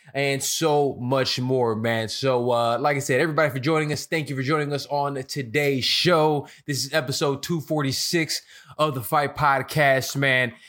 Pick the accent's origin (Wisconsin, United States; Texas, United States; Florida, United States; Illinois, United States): Illinois, United States; Chicago; now in Los Angeles, United States; I'm from Chicago and I live in, out here in L A now